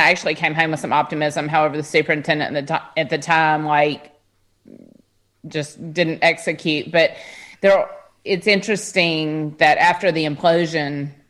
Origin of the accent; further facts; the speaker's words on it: Memphis, Tennessee, United States; I grew up in Memphis. I was in a private school, though.